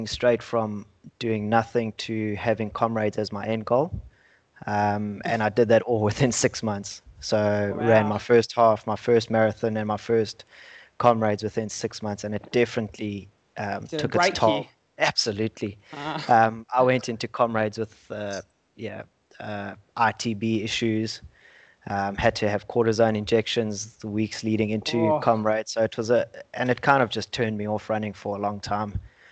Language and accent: English; South Africa; moved away as an adult; now in Australia; I grew up in South Africa.